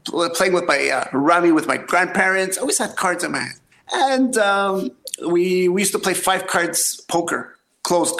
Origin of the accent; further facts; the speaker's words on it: Montreal, Quebec, Canada; I'm born and raised in Montreal